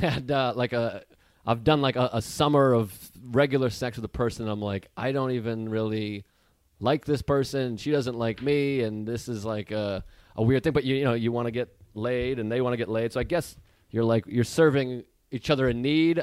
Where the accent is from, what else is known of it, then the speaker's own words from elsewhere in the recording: Massachusetts, United States; moved away as an adult; also born or lived in Boston; Before I turned 20, I lived in Boston. So I'm from Massachusetts